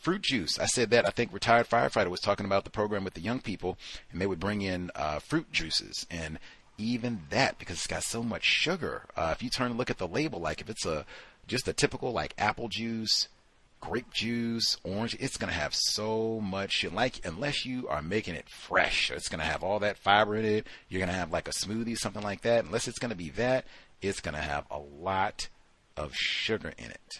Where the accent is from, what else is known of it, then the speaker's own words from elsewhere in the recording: Georgia, the South, United States; now in Seattle, United States; Yes, I was born in the South. I lived in Georgia